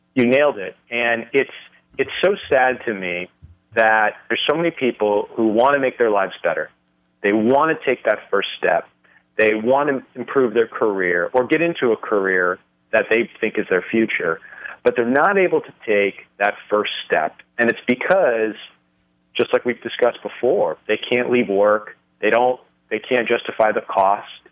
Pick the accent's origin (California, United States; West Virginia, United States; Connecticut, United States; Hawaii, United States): California, United States; Los Angeles; moved away as an adult; now in Las Vegas, United States; I was raised, uh, born and raised in California